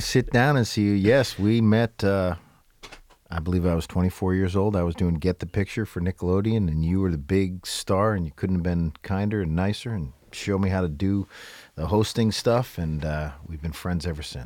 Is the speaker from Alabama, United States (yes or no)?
no; New Hampshire, United States; moved away as an adult; also born or lived in New York; I grew up in New Hampshire and went to the University of New Hampshire